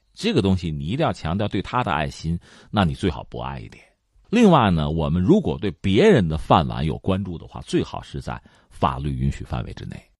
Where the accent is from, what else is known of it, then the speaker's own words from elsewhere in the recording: China; 我们中国人